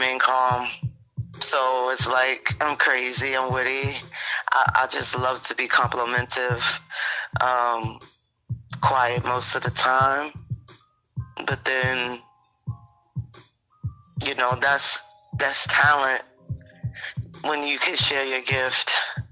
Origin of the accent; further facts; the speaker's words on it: New York City, New York, United States; I was born at Brookdale Hospital